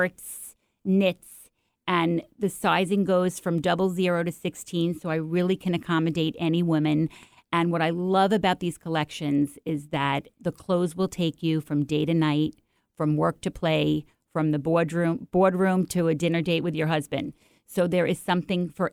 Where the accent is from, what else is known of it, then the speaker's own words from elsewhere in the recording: New York, United States; accent: New York; moved away as an adult; now in Seattle, United States; I'm from New York, if you can't tell from the accent